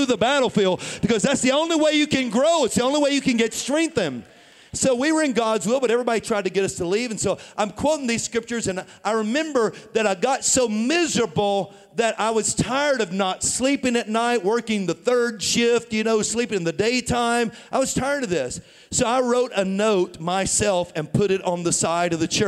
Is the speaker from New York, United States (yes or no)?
no; Tennessee, United States; moved away as an adult; also born or lived in St. Louis, Missouri; I was born and raised in Tennessee